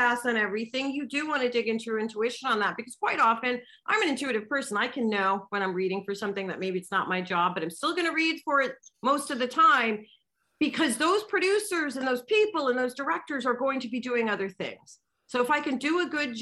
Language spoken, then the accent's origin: English; United States; I'm American